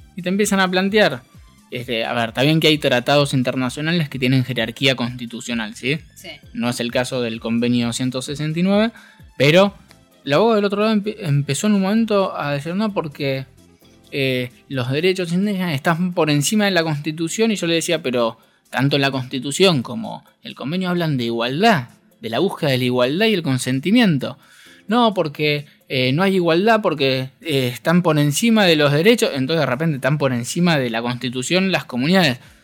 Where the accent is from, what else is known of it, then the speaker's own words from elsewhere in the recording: Argentina; somos todos argentinos